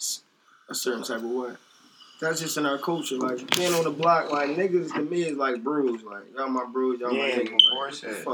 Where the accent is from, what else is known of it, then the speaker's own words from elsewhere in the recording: Philadelphia, Pennsylvania, United States; I'm from Southwest.